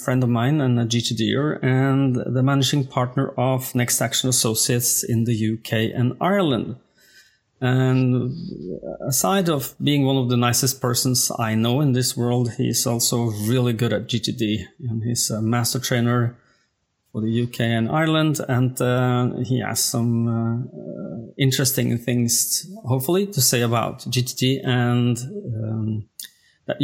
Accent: Norway; accent: Norwegian Scandinavian; the Norwegian Scandinavian accents of mine

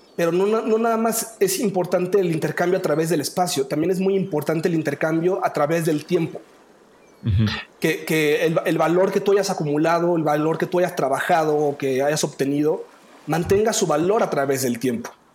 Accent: Mexico; yo soy humano, mexicano

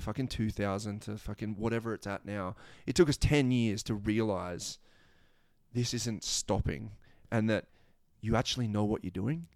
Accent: Australia

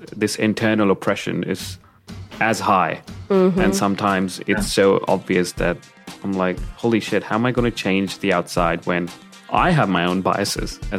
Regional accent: India; moved away as an adult; also born or lived in United States; now in Australia; when I came to college in America, I came from India

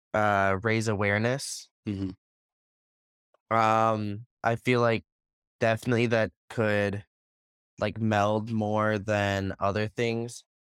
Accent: Buffalo Grove, Illinois, United States; I'm from Buffalo Grove, which is a suburb of Chicago.

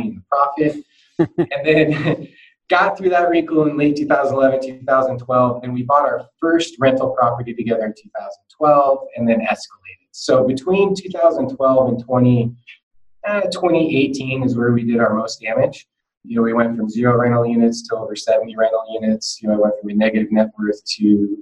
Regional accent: Salem, Oregon, United States; also born or lived in Portland; as a kid growing up in Salem

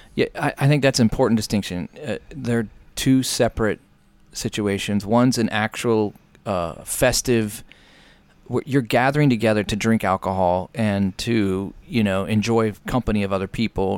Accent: United States; being an American

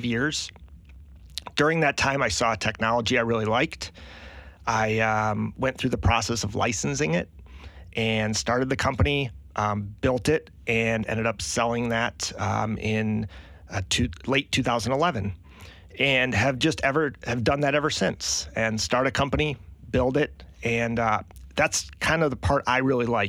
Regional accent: Michigan, United States; moved away as an adult; also born or lived in Green Bay, Wisconsin; now in Charleston, United States; I grew up in Michigan, went to college in Green Bay, Wisconsin.

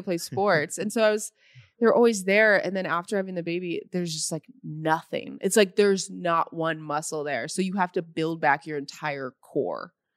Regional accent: Normal, Illinois, United States; now in Los Angeles, United States; I'm from Normal

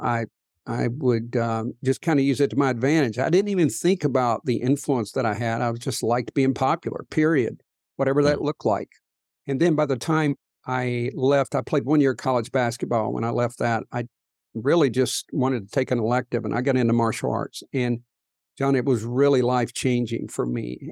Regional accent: Appalachian coal fields, United States; moved away; I grew up in the Appalachian coal fields

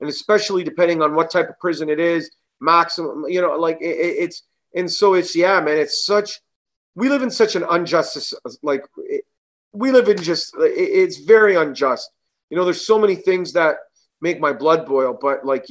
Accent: Canada; growing up in Canada, it's a bilingual country. We speak French, we're Italian, we speak Italian

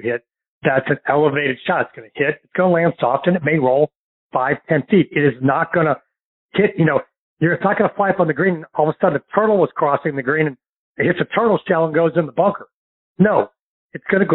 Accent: St. Louis, Missouri, United States; now in Destin, Florida, United States; my hometown of St. Louis

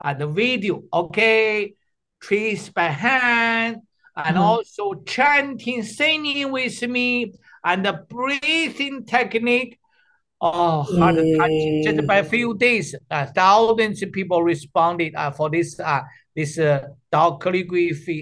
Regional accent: China; moved away; also born or lived in Canada; I'm the doctor from China.

